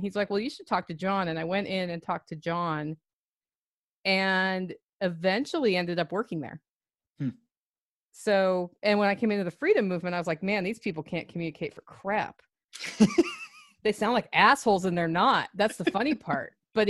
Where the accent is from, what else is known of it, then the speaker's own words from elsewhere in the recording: Oregon, United States; In Oregon.